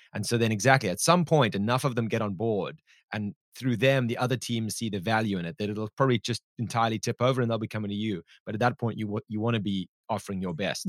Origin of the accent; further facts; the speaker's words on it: South Africa; my home country of South Africa